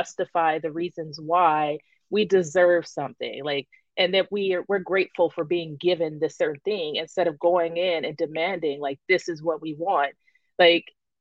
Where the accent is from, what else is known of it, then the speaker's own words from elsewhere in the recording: California, United States; I'm from California